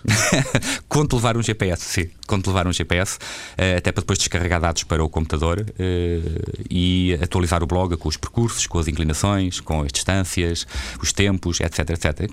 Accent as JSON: {"language": "Portuguese", "area": "Serra da Estrela", "region": "Centro", "country": "Portugal", "tie": "born or raised there", "also_born_or_lived": "Lisbon", "moved": "yes", "said": "nasci numa pequena aldeia, na Serra da Estrela"}